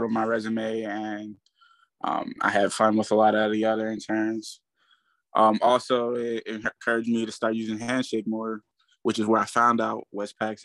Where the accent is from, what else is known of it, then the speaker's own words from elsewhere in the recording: McKeesport, Pennsylvania, United States; I'm from McKeesport, Pennsylvania